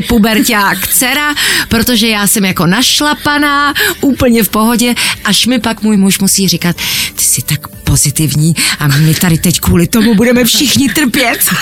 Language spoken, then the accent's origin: Czech; Czechia; my jsme Češi